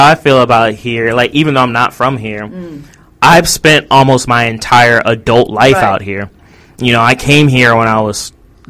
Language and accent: English; United States; moved away as an adult; also born or lived in Arizona; now in Japan; I grew up in America, so I do know America.